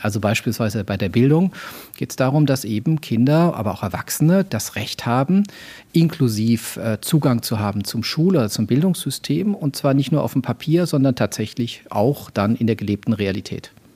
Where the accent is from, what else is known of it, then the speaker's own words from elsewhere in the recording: Mannheim, Baden-Württemberg, Germany; also born or lived in Würzburg; Ich bin in Würzburg geboren. Ich bin äh, zwischen Mannheim und Heidelberg, so im Großraum Mannheim, dann später auch groß geworden.